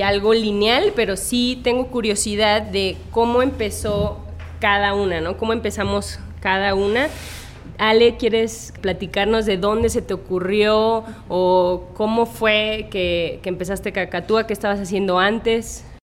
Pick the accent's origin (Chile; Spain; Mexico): Mexico; Guanajuato; la calzada en Longuanajuato, de donde soy yo